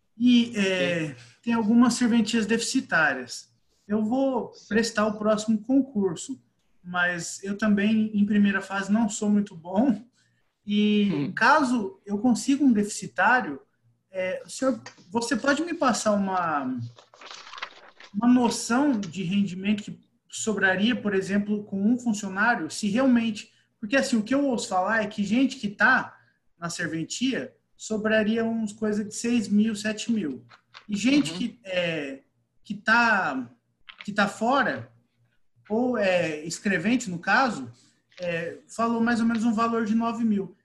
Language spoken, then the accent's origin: Portuguese; interior of São Paulo, Brazil; eu sou do interior de São Paulo, bem interior mesmo